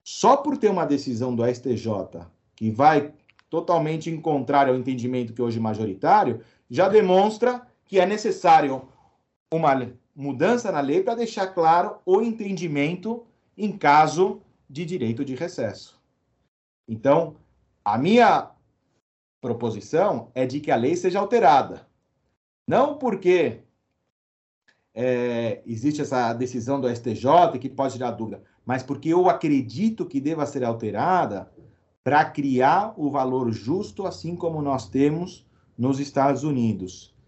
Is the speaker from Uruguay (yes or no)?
yes; Uruguay; moved away; tinha um espanhol, porque eu nasci no Uruguai, né? Então, eu sempre falei com a família em espanhol